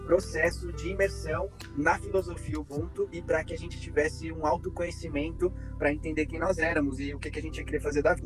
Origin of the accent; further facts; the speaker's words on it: São Paulo, Brazil; moved away as an adult; also born or lived in Argentina / south of Brazil; Eu sou paulistano, nasci e em São Paulo mas eu, eu brinco que eu sou paulista de quebrado, eu sou paulista do centro